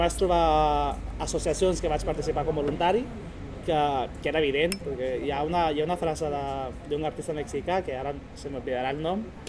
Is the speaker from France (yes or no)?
no; Honduras; now in Sabadell, Spain; d'on vinc, de, des d'Honduras, persona latina